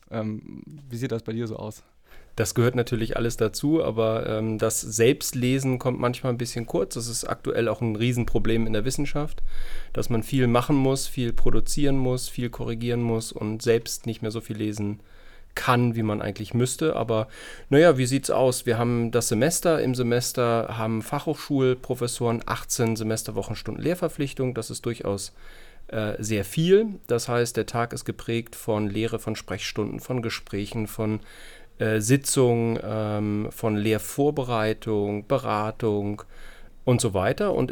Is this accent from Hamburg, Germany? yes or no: yes; Hamburg, Germany; also born or lived in Kiel / Yorkshire; ich bin in Hamburg aufgewachsen, bin dann nach Kiel gekommen, äh, weil mir das Studium an der Uni Hamburg nicht so gefallen hat